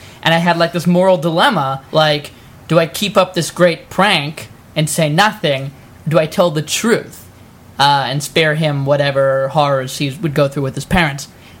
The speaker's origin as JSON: {"language": "English", "region": "New York", "country": "United States", "lives_now": "Los Angeles, United States", "said": "No, the first one, when my family moved to Los Angeles, we're from the East Coast, originally New York"}